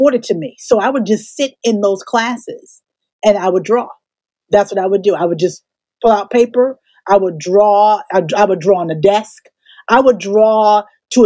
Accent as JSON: {"language": "English", "town": "Newark", "region": "New Jersey", "country": "United States", "tie": "born or raised there", "said": "I grew up in Newark, New Jersey. So I'm a brick city girl"}